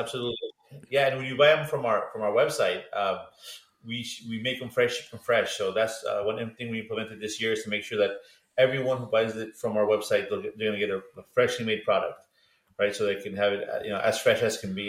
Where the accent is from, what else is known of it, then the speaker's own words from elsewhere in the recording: Los Angeles, California, United States; we grew up eating in Los Angeles